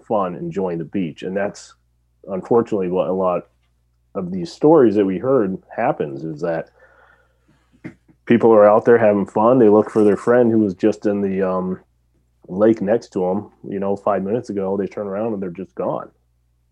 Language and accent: English; West Coast, United States; moved away; I grew up on the West Coast.